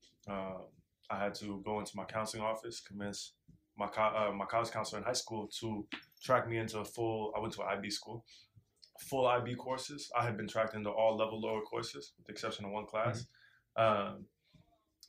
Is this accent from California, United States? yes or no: no; Portland, Oregon, United States; moved away; I'm from Northeast Portland, specifically King Alberta, which is a neighborhood that historically has been home to the vast majority of the small black population